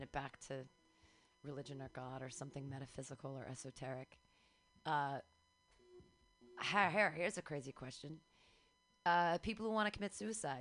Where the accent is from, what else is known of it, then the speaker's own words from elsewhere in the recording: Danville, California, United States; Danville, which is here, Bay Area.